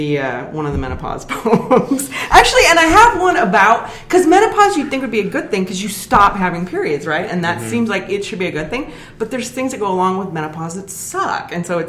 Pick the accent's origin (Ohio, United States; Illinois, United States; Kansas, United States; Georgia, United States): Kansas, United States; We're from Kansas